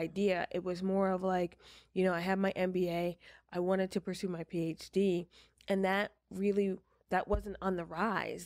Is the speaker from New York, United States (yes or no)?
yes; Walden, New York, United States; moved away; I am originally from upstate New York